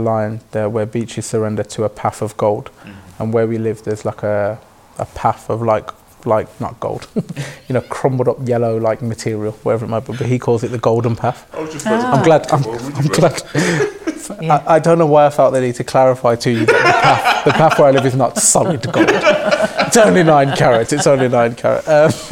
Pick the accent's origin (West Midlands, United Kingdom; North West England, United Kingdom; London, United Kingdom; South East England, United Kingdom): West Midlands, United Kingdom; Birmingham; I was raised in Neechels by a mother and a father